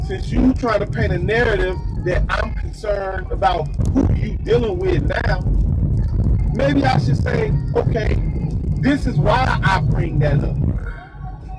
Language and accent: English; Chicago, Illinois, United States; I come from one of the most fucked up places in Chicago